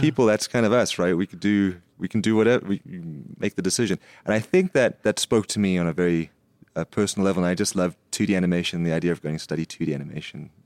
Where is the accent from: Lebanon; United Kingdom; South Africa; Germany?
South Africa; Nelspruit, Mpumalanga; also born or lived in United States; when I grew up in Nelspruit, which is the Lofe, you know, the Lofeveld.